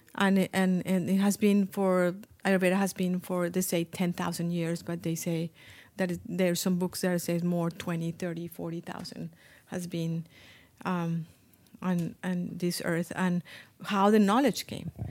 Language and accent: English; Colombia; English is a second language; moved away as an adult; also born or lived in Iowa; when I grew up in Colombia